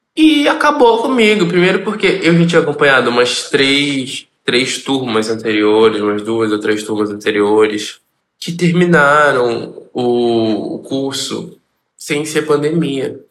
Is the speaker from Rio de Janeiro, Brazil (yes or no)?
yes; Rio de Janeiro, Brazil; sou da favela do Jacaré, vim da favela do Jacaré, moro na favela do Jacaré